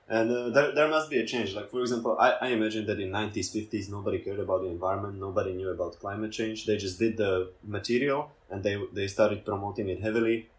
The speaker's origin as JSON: {"language": "English", "country": "Slovakia", "said": "I'm from Slovakia."}